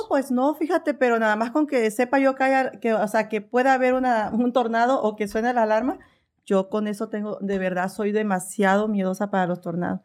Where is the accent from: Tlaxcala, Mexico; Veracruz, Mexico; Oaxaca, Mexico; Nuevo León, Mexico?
Veracruz, Mexico; moved away as an adult; also born or lived in Phoenix, Arizona; now in Oklahoma, United States; soy de Veracruz.